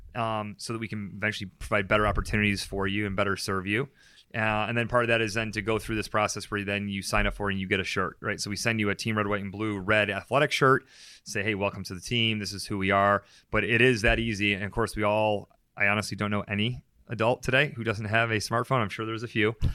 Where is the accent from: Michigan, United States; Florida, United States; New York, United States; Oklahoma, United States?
New York, United States; Syracuse; Syracuse, New York